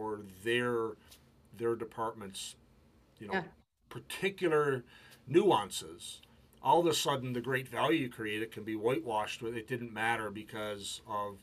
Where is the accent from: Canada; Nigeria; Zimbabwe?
Canada; I'm Canadian, my wife is British